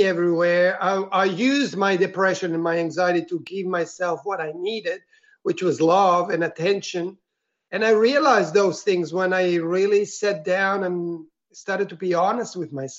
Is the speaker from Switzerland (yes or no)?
yes; Switzerland; moved away as an adult; also born or lived in Italy; now in Melbourne, Australia; I grew up in Switzerland